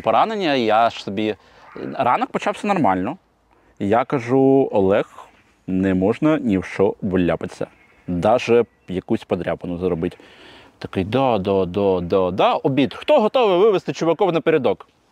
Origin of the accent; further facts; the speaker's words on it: Kyiv, Ukraine; я з Троєщини.